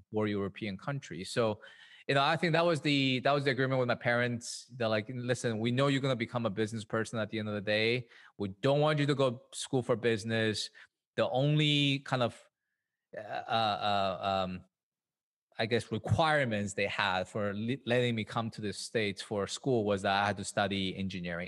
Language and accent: English; Madrid, Community of Madrid, Spain; moved away as an adult; also born or lived in Shanghai, China; now in New York, United States; was born in, in Shanghai, China. Um, and then we moved to Madrid, Spain when I was pretty young, yeah, um, about eight years old